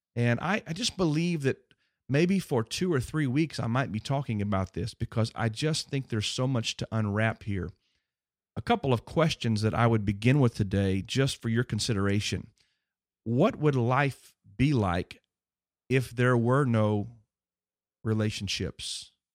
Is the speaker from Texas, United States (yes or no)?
yes; Houston, Texas, United States; growing up on Berry Creek in Houston, Texas